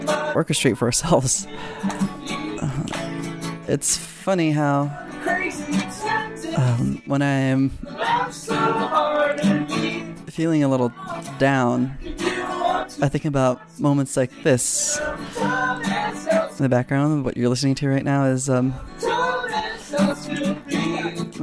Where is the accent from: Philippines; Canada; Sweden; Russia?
Philippines; moved away; also born or lived in California; For the most part of my life, I grew up in the Philippines and grew up with all my friends there. And then my family and I, we moved to California